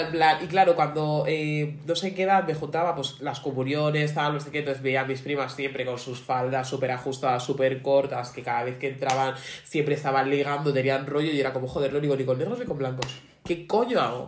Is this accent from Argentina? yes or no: no; Getafe, Community of Madrid, Spain; Yo siempre soy de Getafe